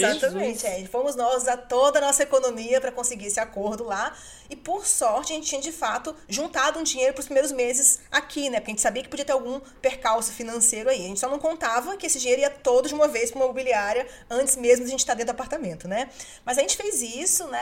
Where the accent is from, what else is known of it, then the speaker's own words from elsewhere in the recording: Brazil; now in United Kingdom; nós, como brasileiros